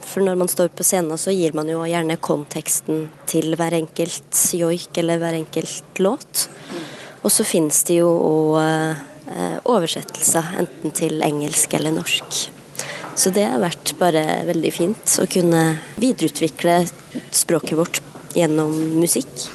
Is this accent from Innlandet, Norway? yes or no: yes; Elgå, Innlandet, Norway; first language Southern Sami; Norwegian is a second language; min mor satte i gang det her språkrevitaliseringsprosjektet i Elgå